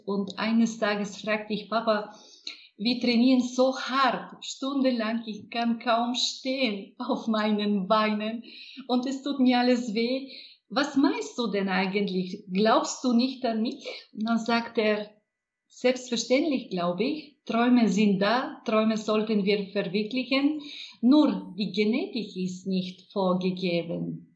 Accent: Bulgaria; German is a second language; moved away; Ich bin in Bulgarien in der Provinz geboren, nicht weit von der großartigen Rila-Gebirge. Es war eine glückliche, eine sehr lebhafte Kindheit.

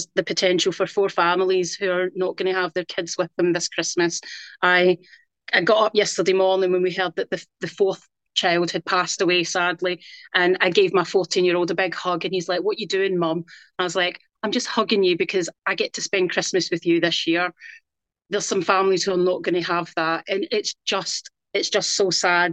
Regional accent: west coast of Scotland, United Kingdom; now in South East England, United Kingdom; I'm from Scotland, I'm from the west coast of Scotland

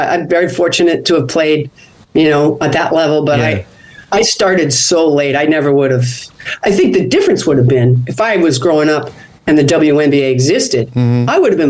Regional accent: Boston, Massachusetts, United States; I was living at home with my family because I was from the Boston area.

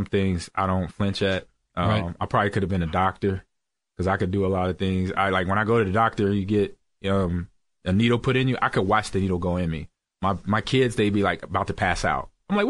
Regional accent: Nebraska, United States; Yeah, I'm a Cornhusker, O'Leary. I'm from Nebraska. I played at Nebraska, so I'm a Cornhusker all the way through.

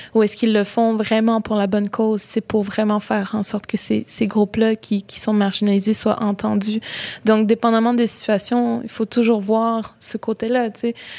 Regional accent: Baie-Comeau, Quebec, Canada; j'ai grandi à Bécomo, dans la ville

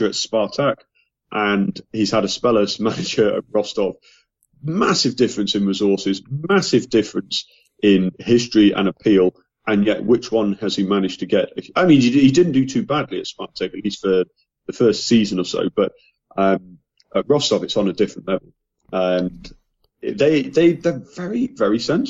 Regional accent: England, United Kingdom; as an Englishman

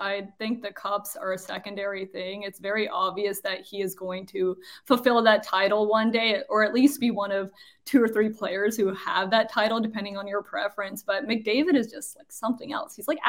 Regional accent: Toronto, Ontario, Canada; even though that's my hometown.

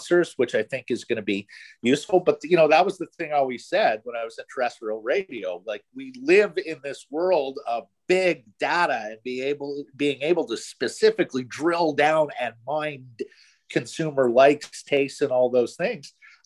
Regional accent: Ottawa, Ontario, Canada; also born or lived in Montreal / Toronto; now in Vancouver, Canada; I grew up in Ottawa, you know, spent many years in Montreal and Toronto.

